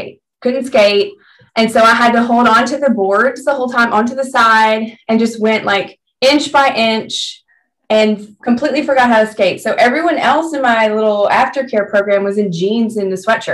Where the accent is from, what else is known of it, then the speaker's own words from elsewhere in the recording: Memphis, Tennessee, United States; moved away; growing up in Tennessee, there was like one skating rink in Memphis where I grew up.